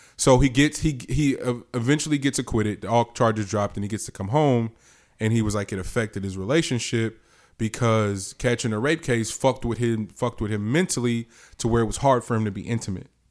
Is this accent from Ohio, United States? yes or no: no; the Bay Area, California, United States; I'm from the Bay